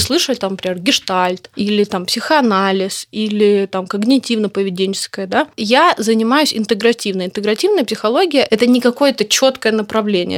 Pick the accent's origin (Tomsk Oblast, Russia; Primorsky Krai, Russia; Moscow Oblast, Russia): Primorsky Krai, Russia; Vladivostok; moved away as an adult; now in Moscow, Russia; Я из Владивостока, и я училась в Дальневосточном федеральном университете